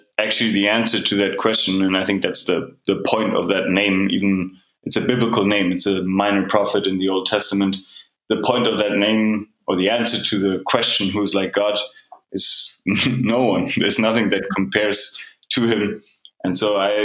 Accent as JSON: {"language": "English", "country": "Germany", "also_born_or_lived": "Canada / United Kingdom / Berlin", "moved": "as an adult", "said": "I'm originally from Germany, and I'm back here now. I live in Berlin"}